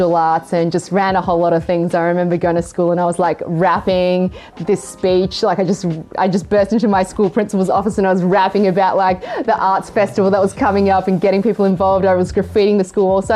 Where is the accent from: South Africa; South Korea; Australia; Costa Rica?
Australia; also born or lived in Hong Kong / Japan / China / Singapore; Growing up in Australia, growing up in, you know, in a pretty Caucasian surrounding